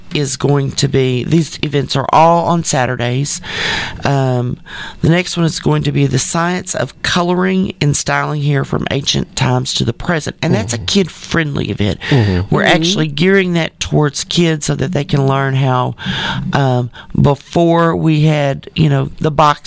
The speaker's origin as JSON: {"language": "English", "town": "Texarkana", "country": "United States", "tie": "born or raised there", "said": "I love my hometown, but I sometimes refer to Texarkana as the city that can't get out of its own way"}